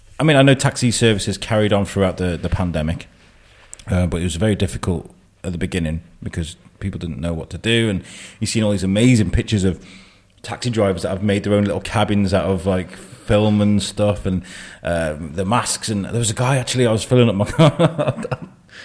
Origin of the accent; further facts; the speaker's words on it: Wrexham, Wales, United Kingdom; I grew up in Wrexham.